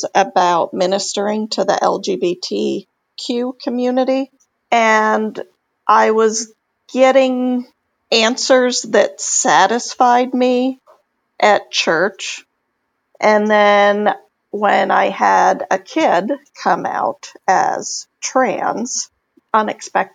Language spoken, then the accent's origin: English; Texas, United States; moved away as an adult; now in New England, United States; I grew up in Texas